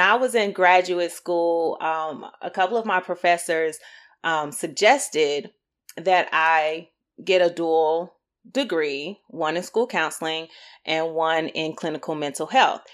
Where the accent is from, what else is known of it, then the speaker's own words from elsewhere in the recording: Greensboro, North Carolina, United States; moved away as an adult; also born or lived in Durham, North Carolina / Chapel Hill, North Carolina; now in Raleigh-Durham area, United States; I'm from Greensboro, North Carolina